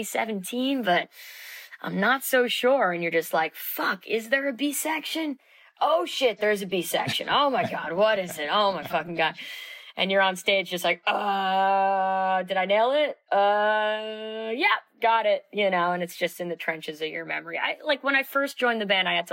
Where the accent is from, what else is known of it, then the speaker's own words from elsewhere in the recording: New York City, New York, United States; I'm born and raised in Manhattan